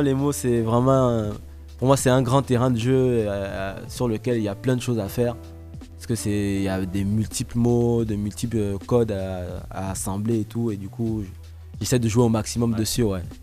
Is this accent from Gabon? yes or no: yes; Gabon; now in Toulouse, France; je suis né ici, j'ai grandi de mes 0 à mes 3 ans donc. Après, j'ai grandi au Gabon